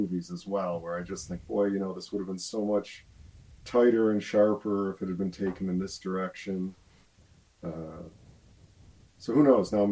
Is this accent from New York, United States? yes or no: yes; Buffalo, New York, United States; I'm from Buffalo